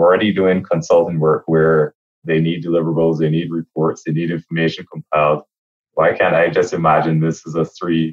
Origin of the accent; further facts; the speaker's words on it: Barbados; moved away as an adult; also born or lived in Halifax, Nova Scotia; I'm from Barbados.